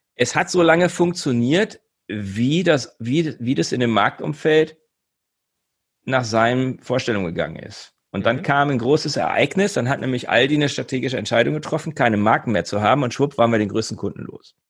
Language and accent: German; Göttingen, Lower Saxony, Germany; moved away as an adult; also born or lived in Hamburg / Bremen; Ich komme ursprünglich aus Göttingen, bin deutsch-schwedisch, also ich habe zwei Nationalitäten, zwei Pässe, weil meine Mutter Schwedin war